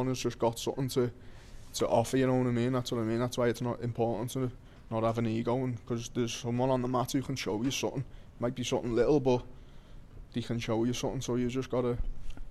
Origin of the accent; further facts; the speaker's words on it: Liverpool, North West England, United Kingdom; it's in my hometown